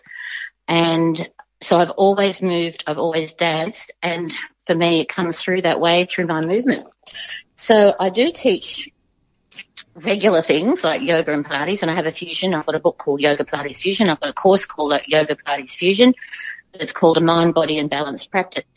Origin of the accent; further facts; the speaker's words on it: Garigal country, New South Wales, Australia; I was brought up in Garigal country as a child, and I used to dance on the land